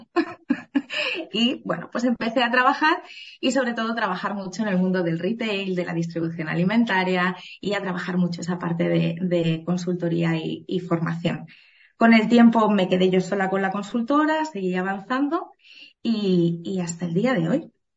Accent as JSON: {"language": "Spanish", "region": "Asturias", "country": "Spain", "also_born_or_lived": "Benidorm", "moved": "as an adult", "said": "Yo de origen soy asturiana"}